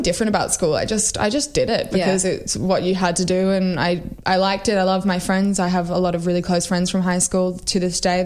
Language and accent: English; Sydney, New South Wales, Australia; also born or lived in Melbourne; I grew up in Sydney